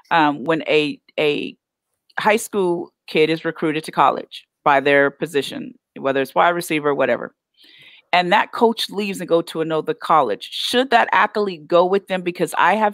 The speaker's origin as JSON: {"language": "English", "region": "Oklahoma", "country": "United States", "said": "I'm okay, so I'm from Oklahoma, but these Texas football players is about it"}